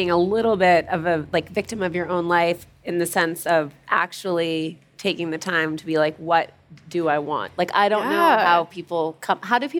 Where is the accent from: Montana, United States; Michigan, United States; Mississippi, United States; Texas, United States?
Montana, United States; I grew up in Montana